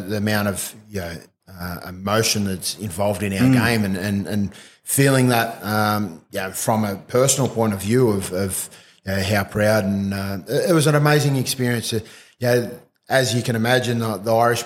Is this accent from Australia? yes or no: yes; Snowy Mountains Scheme area, New South Wales, Australia; My grandfather come over from Ireland to actually work on the snowy scheme in my hometown